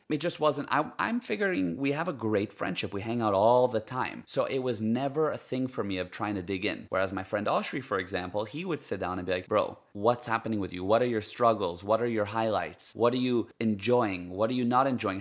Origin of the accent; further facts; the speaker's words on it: United States; first language Hebrew; English is a second language; moved away as an adult; now in Cape Town, South Africa; I grew up in the States, and my parents are Israeli, so Hebrew is my first language